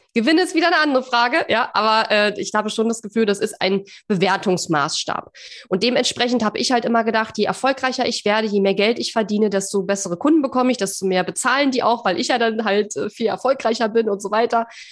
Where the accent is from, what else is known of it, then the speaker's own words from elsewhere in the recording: East Germany, Germany; ich komme ja aus dem Osten